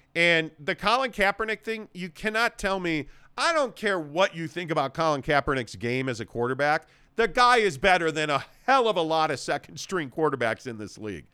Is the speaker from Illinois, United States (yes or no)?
yes; Chicago, Illinois, United States; also born or lived in Los Angeles / Phoenix / Saint Louis / San Francisco; now in Utah, United States; growing up in Chicago, living in L A for many years, living in Phoenix, living in Saint Louis